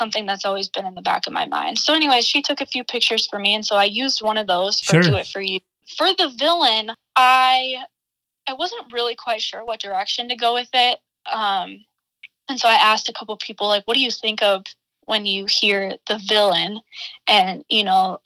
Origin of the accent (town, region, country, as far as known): Armour, South Dakota, United States; born or raised there; now in Brookings, United States